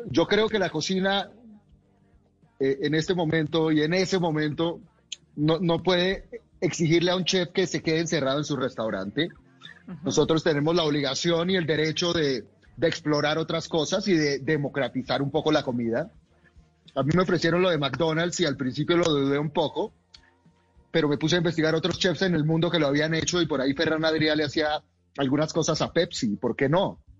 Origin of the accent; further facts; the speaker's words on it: Colombia; Eh, yo soy nacido en Colombia, soy colombiano, he vivido aquí toda mi vida, soy orgulloso de mi país y conozco muy bien nuestra comida.